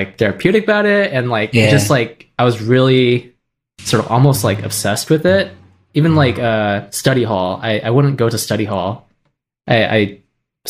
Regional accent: Springfield, Illinois, United States; I grew up in Springfield, Illinois, with two amazing supportive parents

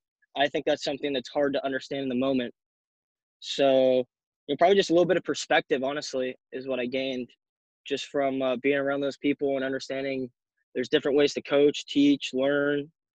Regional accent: Eugene, Oregon, United States; You know, I was down from Eugene, then I went to Mariana, Florida, which is not anywhere close.

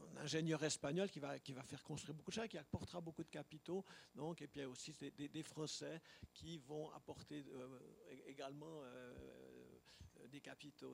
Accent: Leysin, Vaud, Switzerland; moved away; also born or lived in Lausanne; je suis né à Lesins. J'y ai vécu quelques années

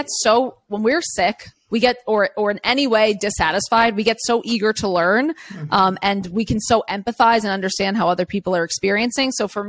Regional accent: New York City, New York, United States; I grew up in Queens, New York City, like one of the most diverse neighborhoods in the entire world.

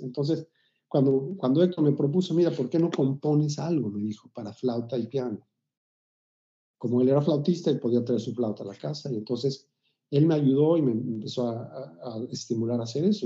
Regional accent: Mexico City, Mexico; yo nací en la Ciudad de México en, en los 50, en 1956. Nací en el seno de una familia de origen judío. Y inicialmente crecí en la colonia Narvarte, luego en la colonia del Valle

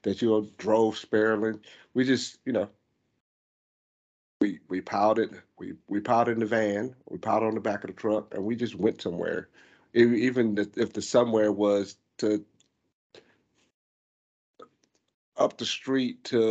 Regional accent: Myrtle Beach, South Carolina, United States; I grew up in Myrtle Beach

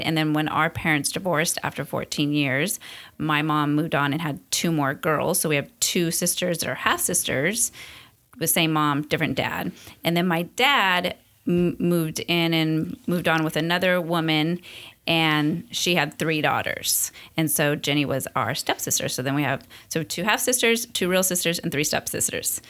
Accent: Long Beach, California, United States; also born or lived in East Los Angeles, California / Amargosa Valley, Nevada / Hesperia, California / Arcadia, California; through our teens, we ended up in Long Beach

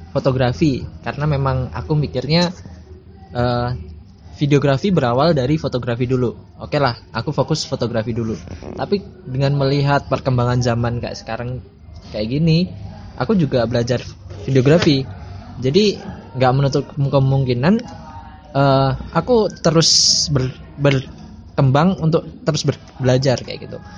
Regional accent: Bojonegoro, East Java, Indonesia; born there; aku lahir di Bojonegoro kalau belum tahu Bojonegoro itu kota salah satu kota kecil ya di Jawa Timur dekat Jawa Tengah

